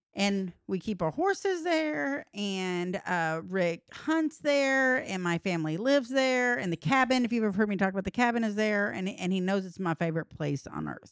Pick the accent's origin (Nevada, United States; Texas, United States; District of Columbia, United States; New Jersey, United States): Texas, United States; I'm from Texas and ranches